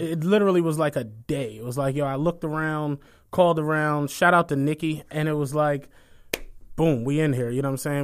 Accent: Philadelphia, Pennsylvania, United States; I'm really from Philly

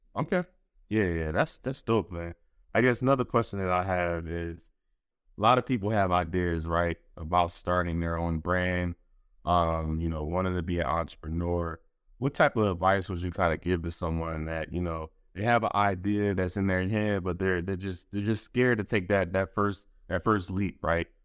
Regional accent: Philadelphia, Pennsylvania, United States; I'm originally from Philly

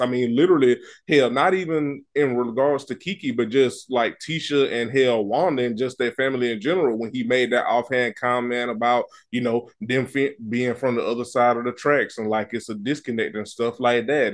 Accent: the South, United States; I'm from the country, and I'm from the South

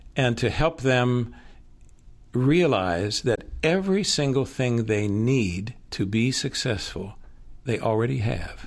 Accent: Pittsburgh, Pennsylvania, United States; moved away; also born or lived in the South; I grew up in Pittsburgh and went to a blue collar high school

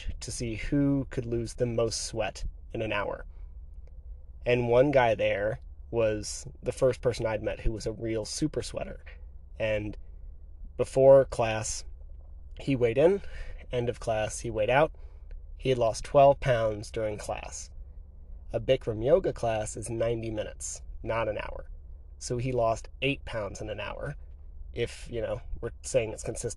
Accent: Pennsylvania, United States; also born or lived in Tucson, Arizona; now in Utah, United States; I grew up in Pennsylvania

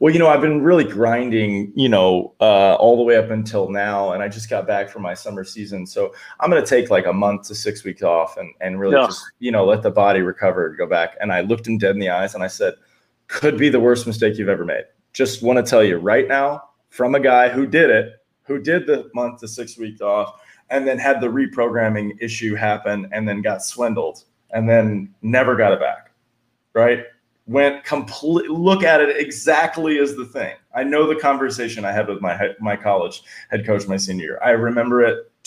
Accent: Florida, United States; now in San Diego, United States; I'm from Florida

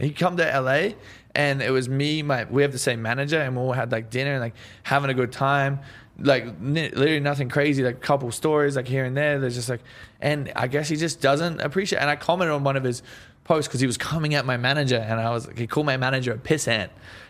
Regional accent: Australia; Yeah, no, that's the thing. Like, I feel like we're stuck in the 80s back in Australia.

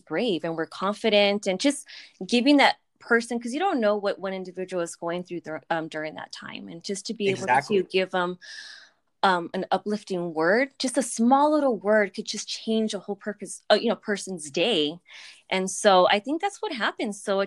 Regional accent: Los Angeles, California, United States; also born or lived in Mission Hills, California; I'm from Sylmar

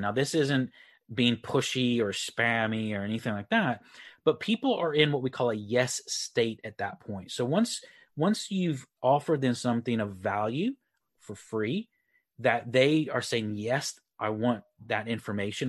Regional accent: Texas, United States; moved away as an adult; also born or lived in Republic of Ireland; now in Leeds, United Kingdom; I uh, live in the UK up near Leeds. Uh, but I am originally from Texas. So um, I'm from Texas, moved to the Republic of Ireland on the West Coast about 15 years ago and then moved to the UK uh, about nine years ago

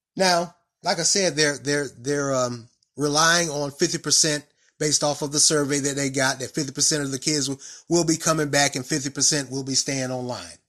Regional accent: Raleigh, North Carolina, United States; now in Durham, United States; I grew up in Raleigh

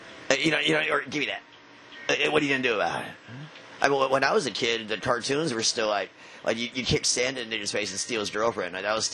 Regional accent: Florida, United States; I grew up in Florida.

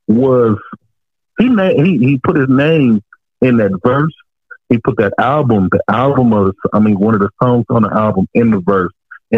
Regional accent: West Coast, United States; I grew up on the West Coast.

